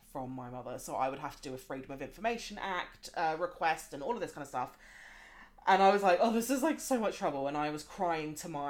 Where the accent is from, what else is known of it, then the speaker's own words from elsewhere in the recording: Australia; as an Australian as well